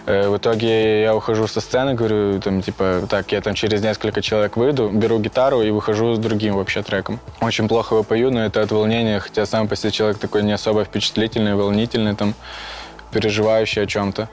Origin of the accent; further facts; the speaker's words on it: Luhansk Oblast, Ukraine; moved away as an adult; now in Belarus; Я из Украины, город Толчевск